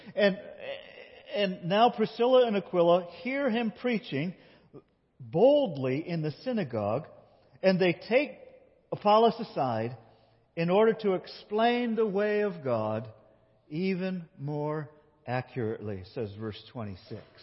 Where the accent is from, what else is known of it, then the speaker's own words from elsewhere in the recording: Binghamton, New York, United States; I grew up in Binghamton, New York